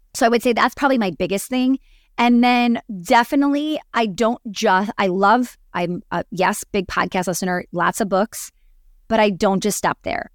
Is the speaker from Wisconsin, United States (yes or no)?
yes; Wisconsin, United States; growing up in Wisconsin